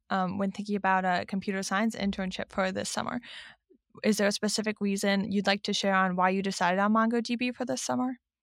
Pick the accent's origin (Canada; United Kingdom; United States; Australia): United States; Cleveland, Ohio; moved away as an adult; I'm originally from Cleveland, Ohio